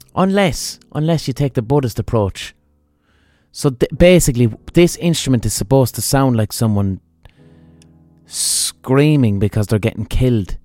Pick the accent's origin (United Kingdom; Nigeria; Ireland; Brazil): Ireland; Limerick, Munster; I'm from Limerick